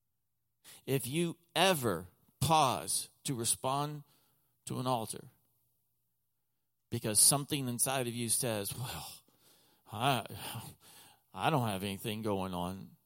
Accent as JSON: {"language": "English", "region": "Texas", "country": "United States", "tie": "born or raised there", "also_born_or_lived": "Oklahoma", "moved": "yes", "lives_now": "Lancaster County, Pennsylvania, United States", "said": "I was born and raised in Oklahoma, most of my life in Texas"}